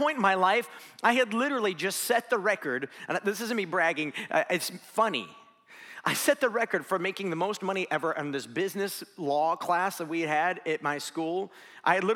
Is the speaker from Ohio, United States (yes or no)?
yes; Tallmadge, Ohio, United States; I grew up in Talmadge, Ohio